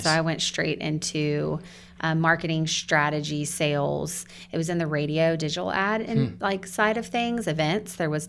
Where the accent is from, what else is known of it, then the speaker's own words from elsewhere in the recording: Buford, Georgia, United States; born and raised Buford.